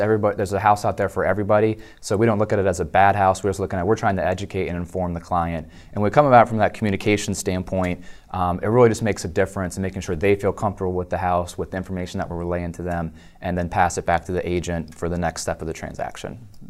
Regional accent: Dover, Delaware, United States; I was actually born and raised in Delaware in the capital Dover, so kind of a Delawarean by nature

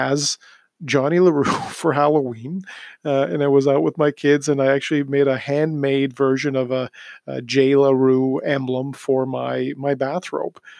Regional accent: Toronto, Ontario, Canada; growing up in Toronto

